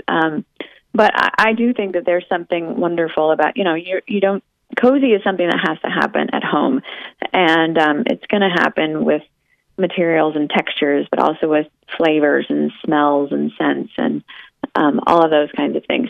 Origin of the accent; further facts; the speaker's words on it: Oregon, United States; I grew up in Oregon, where it is wet and cold all the time